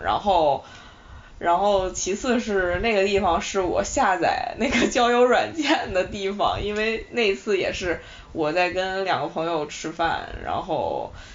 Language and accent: Chinese; Shanxi, China; now in Beijing, China; 然后从西安要回到我的老家山西